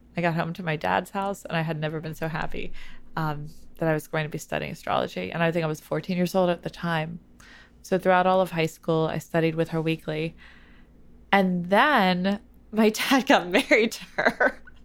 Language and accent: English; New York City, New York, United States; I grew up in New York City too